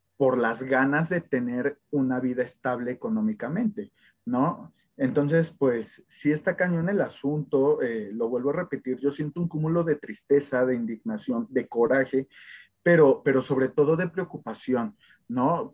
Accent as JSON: {"language": "Spanish", "country": "Mexico", "said": "como mexicanos"}